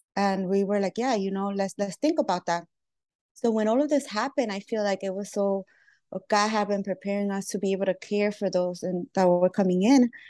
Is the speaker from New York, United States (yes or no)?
yes; New York City, New York, United States; born or raised there; also born or lived in Lima, Peru